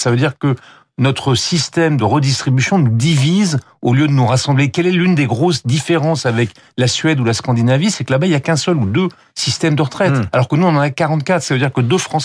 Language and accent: French; France